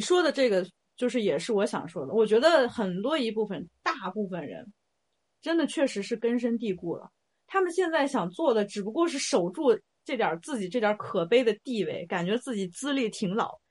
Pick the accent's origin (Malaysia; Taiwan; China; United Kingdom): China; 我身为一个中国人，我的 identity 是一个 Chinese